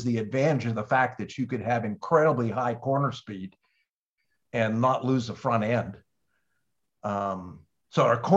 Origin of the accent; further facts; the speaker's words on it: Pittsburgh, Pennsylvania, United States; moved away; I was from Pittsburgh, and I went off and, you know, after I got out of high school